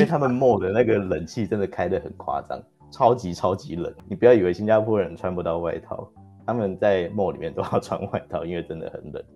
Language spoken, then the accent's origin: Chinese; Taiwan; 我说的可能是很多台湾人的例子